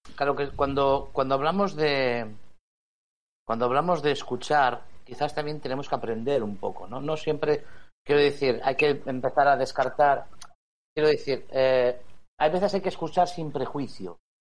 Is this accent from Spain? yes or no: yes; Spain; como español